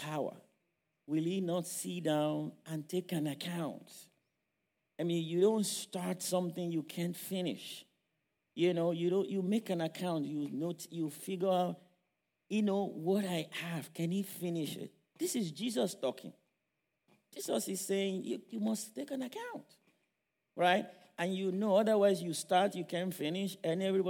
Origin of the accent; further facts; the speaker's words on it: Nigeria; moved away; those of us who grew up in Africa, I grew up in Nigeria.